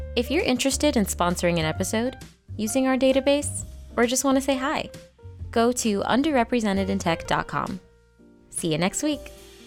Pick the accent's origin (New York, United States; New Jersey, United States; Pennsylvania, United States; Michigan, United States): New York, United States; when I was growing up in New York